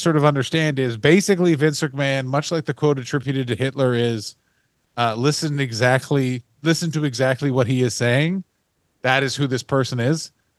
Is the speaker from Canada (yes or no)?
yes; Canada